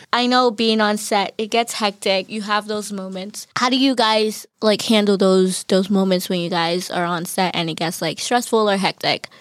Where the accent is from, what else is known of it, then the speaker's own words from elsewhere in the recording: Newton, Massachusetts, United States; I'm a junior from Newton, majoring in communications, film concentration